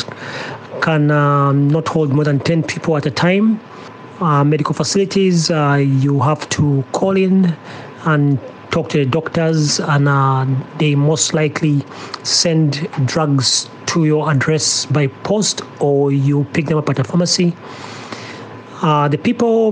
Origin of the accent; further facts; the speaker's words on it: Kampala, Central Region, Uganda; also born or lived in Mukono, Uganda; now in Toronto, Canada; I come from Uganda. I would say Kampala, but my village is Mukono